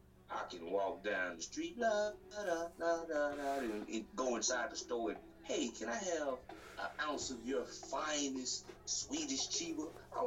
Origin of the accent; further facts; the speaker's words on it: Louisiana, United States; I'm from Louisiana.